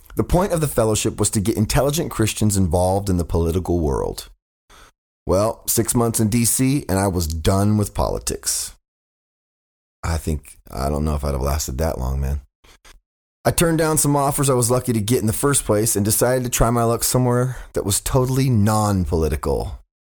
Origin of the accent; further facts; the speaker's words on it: Fresno, California, United States; moved away; my hometown of Fresno